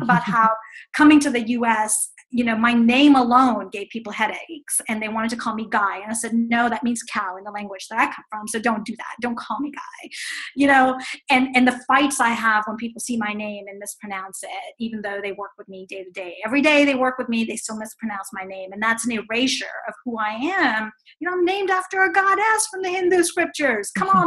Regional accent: Botswana; moved away as an adult; also born or lived in Tanzania; now in Atlanta, United States; I was born in Tanzania, raised in Botswana, now live in Atlanta

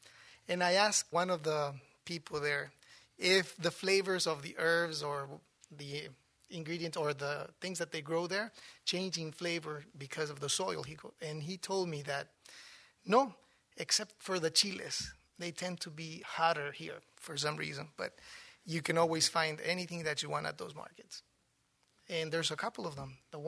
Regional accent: Jalisco, Mexico; now in Los Angeles, United States; I'm very proud because I'm from Jalisco.

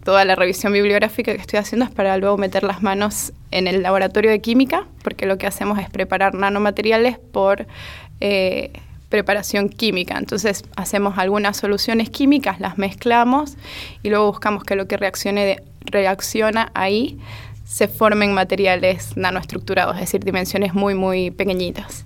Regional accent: Mérida, Venezuela; Soy de Mérida, Venezuela

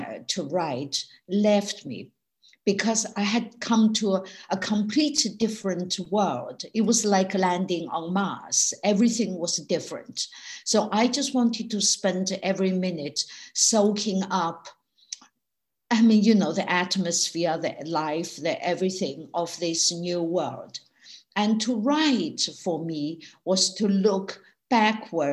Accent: China; moved away as an adult; also born or lived in York; when I was growing up in China in the 1950s, 60s, and 70s

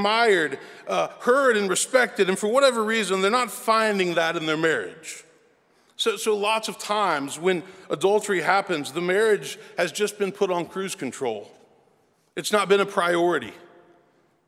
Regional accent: Memphis, Tennessee, United States; I was born and raised in Memphis

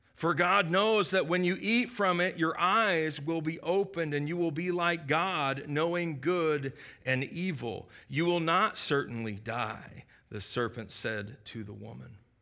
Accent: Midwest, United States; moved away; when I was a kid, I grew up in the Midwest where there's a lot more snow than there is here

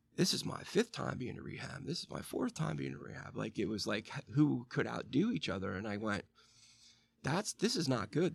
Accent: Western Pennsylvania, United States; I grew up in Western P A, and really there was nothing for us to do except, like, drink, fist fight, play football

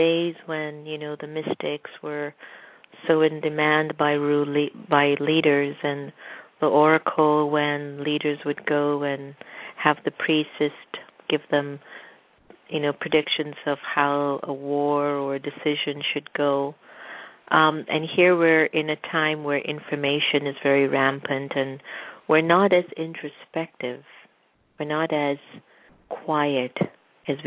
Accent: United States; my father's Indian, I was brought up in America

